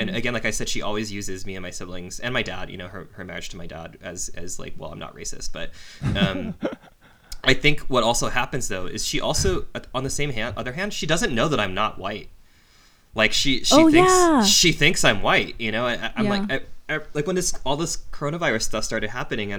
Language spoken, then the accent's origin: English; Anaheim, California, United States; Anaheim, which is the city where I grew up in.